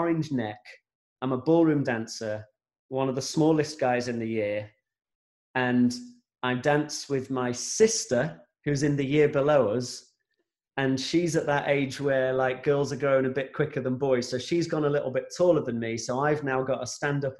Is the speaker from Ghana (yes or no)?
no; Grimsby, Yorkshire and the Humber, United Kingdom; we're from Grimsby, and we'd be going down to London all the time.